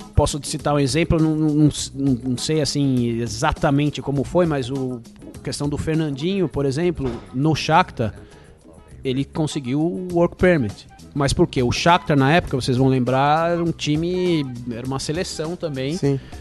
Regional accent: Brazil; now in England; E nós somos brasileiros

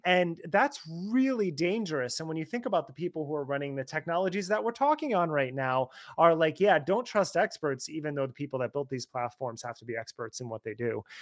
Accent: New Jersey, United States; I'm from that area, I'm from Jersey

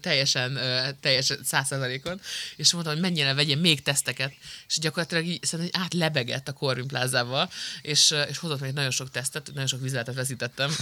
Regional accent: Szabolcs-Szatmár-Bereg, Hungary; Szabolcsi vagyok.

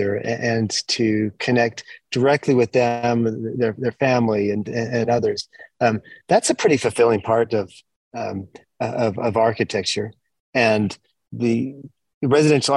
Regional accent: Utah, United States; moved away as an adult; also born or lived in Pacific Northwest / Japan; I grew up in Utah

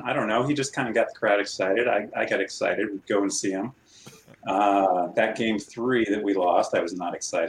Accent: Boulder, Colorado, United States; I grew up in Boulder, so I've been since Boulder. 77 or so.

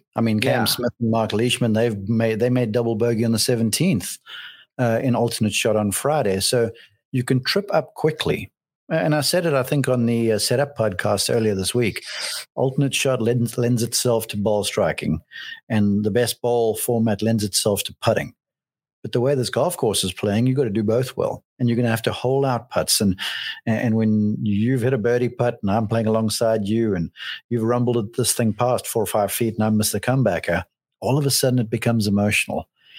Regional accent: South Africa; I would lean towards the two Australians, even though I'm South African deep down.

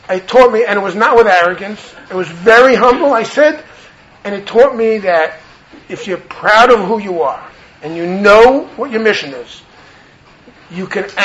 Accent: New York City, New York, United States; I'm a New Yorker and I grew up in New York.

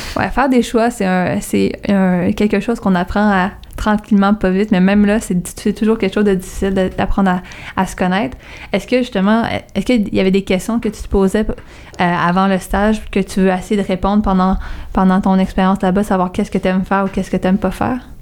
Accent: Montreal, Quebec, Canada; moi aussi je viens de Verdun

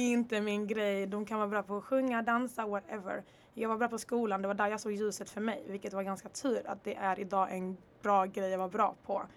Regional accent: Örebro, Örebro County, Sweden; also born or lived in Congo / Rwanda / Dalby / Netherlands; now in Lund, Sweden; jag repar faktiskt Örebro också, 019, jag svär. Det är faktiskt där jag växte upp, det är där min barndom är

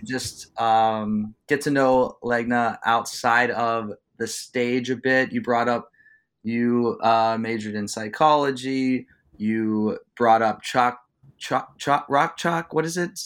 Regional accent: Youngstown, Ohio, United States; my hometown of Youngstown, Ohio

